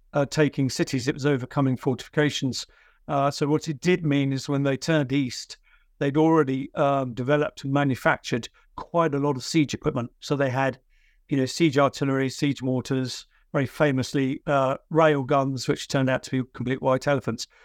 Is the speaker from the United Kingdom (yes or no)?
yes; United Kingdom; I'm a British military historian.